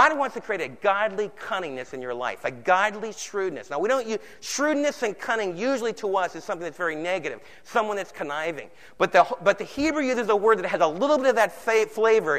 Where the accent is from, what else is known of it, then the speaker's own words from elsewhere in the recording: East Coast, United States; moved away; I was raised back in the East Coast